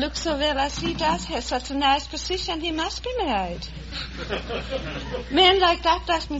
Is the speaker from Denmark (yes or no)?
yes; Denmark; moved away; I was born on an old estate... in the countryside in Denmark, not far away from where Hans Christian Andersen was born.